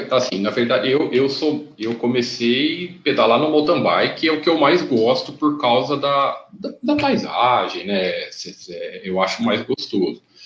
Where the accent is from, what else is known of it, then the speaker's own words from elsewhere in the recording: interior of São Paulo, Brazil; Eu sou aqui do, do, do interior de São Paulo